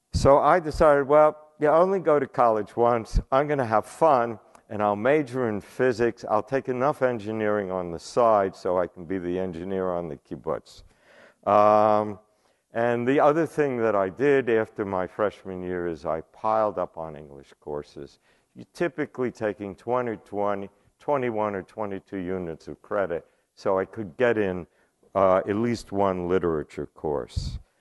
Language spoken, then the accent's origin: English; New York City, New York, United States; moved away; I was born and raised in the Bronx in New York.